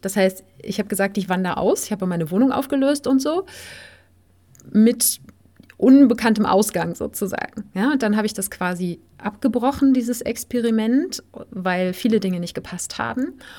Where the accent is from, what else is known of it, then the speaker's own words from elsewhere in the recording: Germany; also born or lived in Spain; auf dem Weg in meine Heimatstadt